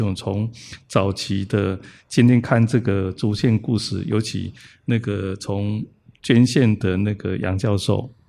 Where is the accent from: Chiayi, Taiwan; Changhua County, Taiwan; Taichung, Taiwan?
Taichung, Taiwan; 虽然我是台中人